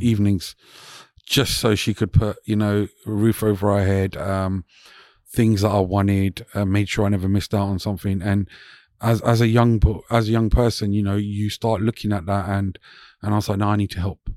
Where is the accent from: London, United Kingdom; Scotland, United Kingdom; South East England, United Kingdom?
London, United Kingdom; also born or lived in Hounslow West, London; so I grew up around Hansa West, um, until I was about six, seven. And then, uh, we moved to North London